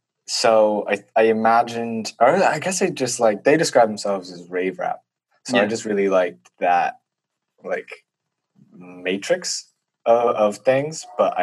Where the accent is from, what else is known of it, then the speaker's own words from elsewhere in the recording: Pennsylvania, United States; There was a fateful night in Vermont. I'm not from Vermont, but I met...